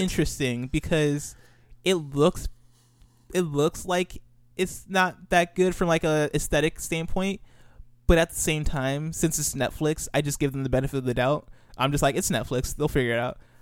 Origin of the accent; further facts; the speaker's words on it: Illinois, United States; I grew up in Illinois